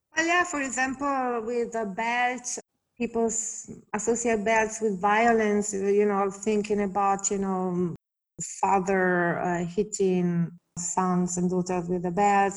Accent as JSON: {"language": "English", "country": "Italy", "tie": "born or raised there", "moved": "yes", "said": "I grew up in Italy"}